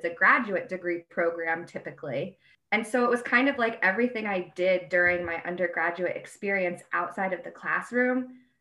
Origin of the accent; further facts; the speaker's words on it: Albany, New York, United States; moved away as an adult; also born or lived in Bowling Green, Ohio; I'm from the Albany area.